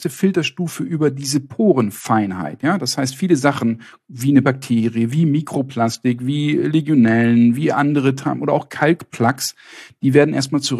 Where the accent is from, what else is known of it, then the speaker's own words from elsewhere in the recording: Northern Germany, Germany; In Süddeutschland ist das mehr ein Problem, hier im Norden, wo ich herkomme, nicht.